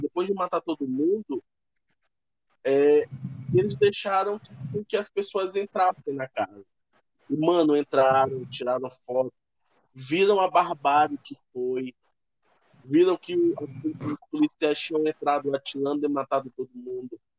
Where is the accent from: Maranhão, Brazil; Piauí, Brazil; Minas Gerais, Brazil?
Maranhão, Brazil; eu cresci na favela, eu cresci aqui em São Francisco.